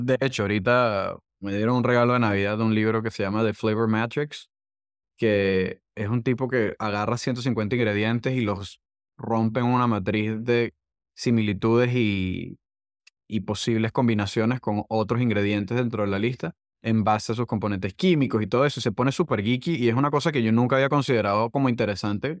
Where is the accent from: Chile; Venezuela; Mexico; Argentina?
Venezuela; accent: Venezuelan; moved away as an adult; now in United States; soy venezolano, eso no lo hemos mencionado, pero el acento no, no me ayuda